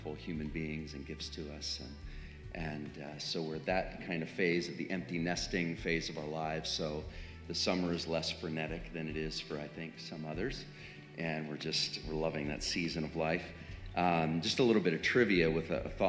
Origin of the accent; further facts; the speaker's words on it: Three Mile Island area, Pennsylvania, United States; now in Franklin, United States; That's my hometown, literally